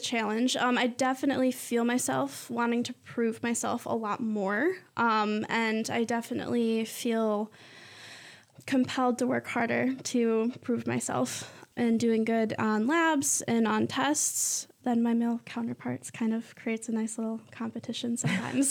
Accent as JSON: {"language": "English", "town": "Mason", "region": "Michigan", "country": "United States", "said": "I'm from Mason"}